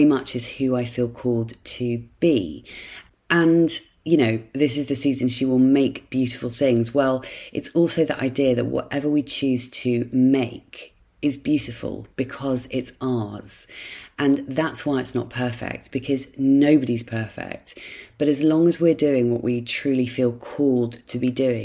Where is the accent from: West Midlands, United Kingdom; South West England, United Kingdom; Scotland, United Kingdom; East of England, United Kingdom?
South West England, United Kingdom; Dorset; in my childhood home, in the house where I grew up in Dorset.